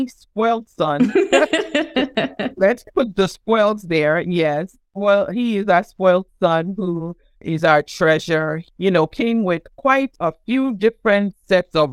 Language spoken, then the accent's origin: English; Nigeria; moved away as an adult; also born or lived in Providence, Rhode Island, United States / Tallahassee, Florida, United States; now in United States; I was born in Providence, Rhode Island, and started being raised in Tallahassee, Florida. And then my family, my parents moved back to Nigeria when I was 8 years old. And then, you know, of course, I was in Nigeria for about 13 years